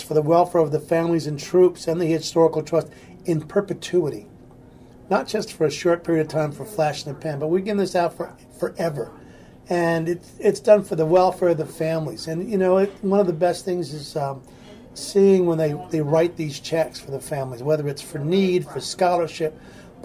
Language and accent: English; River Edge, New Jersey, United States; also born or lived in California; I grew up in River Edge